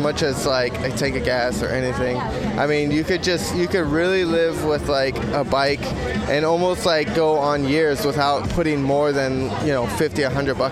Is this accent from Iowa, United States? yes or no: no; Ventura County, California, United States; I'm from Ventura County